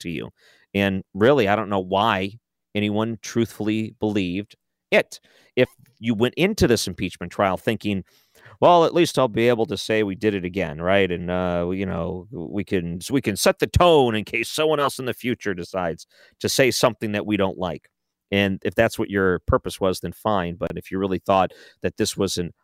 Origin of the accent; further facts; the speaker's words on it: United States; I am an American